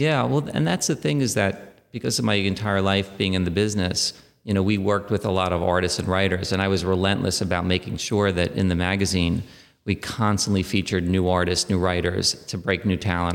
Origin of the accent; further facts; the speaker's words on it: New York City, New York, United States; I was born in Queens and then uh, lived in and around the city my entire life